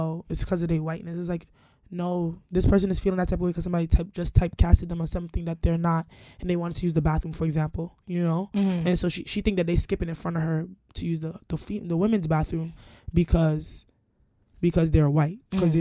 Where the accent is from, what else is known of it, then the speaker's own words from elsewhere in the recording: Jamaica; I'm Jamaican